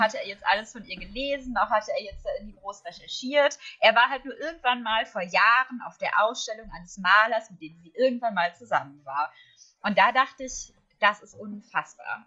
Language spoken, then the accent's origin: German; Herne, North Rhine-Westphalia, Germany; Ich habe in Herne, wo ich herkomme, ähm, dann sogar für die Kinder- und Jugendseite geschrieben